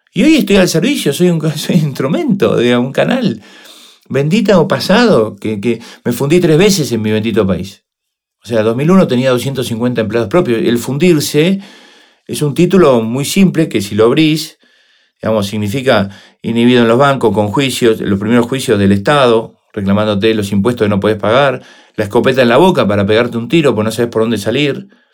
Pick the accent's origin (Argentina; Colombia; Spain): Argentina; somos los argentinos